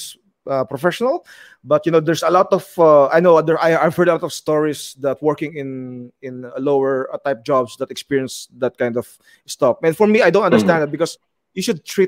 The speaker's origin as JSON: {"language": "English", "country": "Philippines", "moved": "as an adult", "lives_now": "United Arab Emirates", "said": "as a Filipino"}